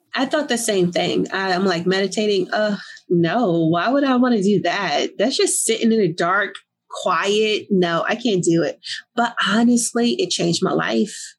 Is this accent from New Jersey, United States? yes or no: yes; Newark, New Jersey, United States; I grew up in Newark, New Jersey.